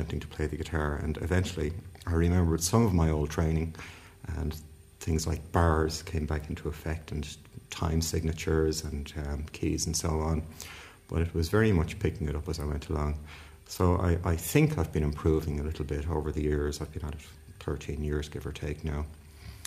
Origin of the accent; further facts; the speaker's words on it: Dublin, Leinster, Ireland; I was born in Dublin a long number of years ago, longer than I'd prefer to say, but my parents were both from Belfast